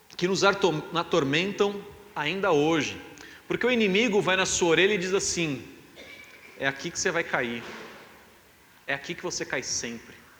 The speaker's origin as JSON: {"language": "Portuguese", "country": "Brazil", "said": "A gente é brasileiro"}